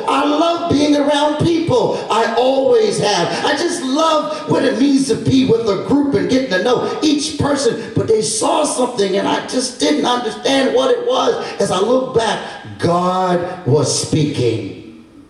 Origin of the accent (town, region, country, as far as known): Baltimore, Maryland, United States; born or raised there; moved away as an adult; also born or lived in New Orleans